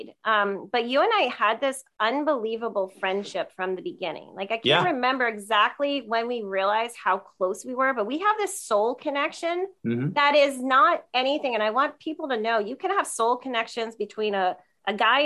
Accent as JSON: {"language": "English", "town": "Sparta", "region": "New Jersey", "country": "United States", "said": "we're both from Sparta, New Jersey, little tiny suburb town about an hour outside of New York City"}